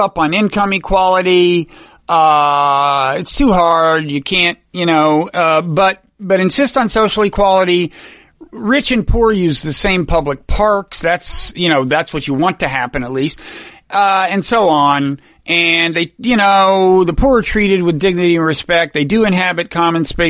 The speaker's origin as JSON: {"language": "English", "town": "San Antonio", "region": "Texas", "country": "United States", "tie": "born or raised there", "moved": "yes", "said": "from San Antonio, which was the source. I went to high school in San Antonio"}